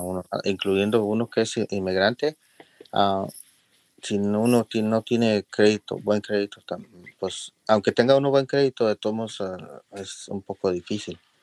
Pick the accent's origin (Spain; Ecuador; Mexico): Mexico; León, Guanajuato; now in Los Angeles, United States; soy mexicano de León, Guanajuato